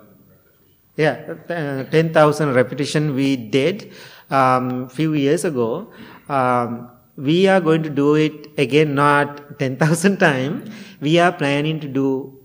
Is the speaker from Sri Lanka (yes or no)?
yes; Sri Lanka; English is a second language; now in United States; when I go to Sri Lanka, I am perfect Sri Lankan Buddhist monk